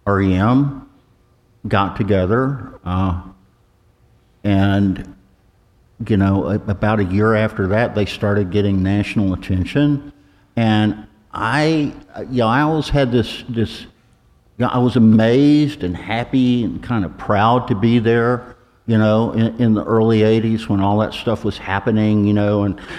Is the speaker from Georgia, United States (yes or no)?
yes; Ellijay, Georgia, United States; moved away as an adult; also born or lived in Athens, Georgia / New York; I didn't grow up too far from here. I grew up in LJ, Georgia.